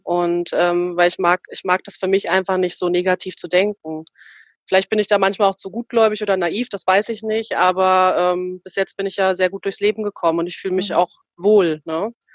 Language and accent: German; East Germany, Germany; now in Frankfurt am Main, Germany; ich bin ja äh, in der DDR aufgewachsen und meine Eltern leben ja natürlich noch äh, drüben, also im Osten der, der Republik